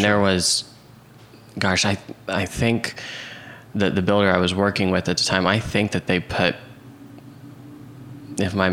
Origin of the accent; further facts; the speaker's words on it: Oklahoma City, Oklahoma, United States; Yep, Oklahoma City. You're Southwest Oklahoma City, and okay. then I uh, went